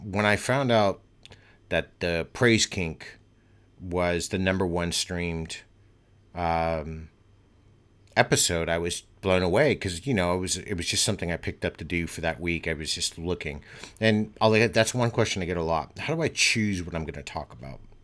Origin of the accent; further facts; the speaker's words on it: United States; moved away; I'm American and I'm living abroad